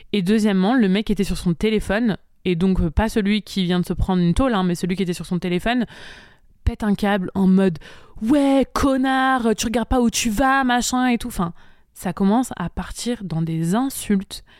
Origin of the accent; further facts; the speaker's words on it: Montpellier, Occitania, France; moved away as an adult; also born or lived in Bali; je suis originaire de Montpellier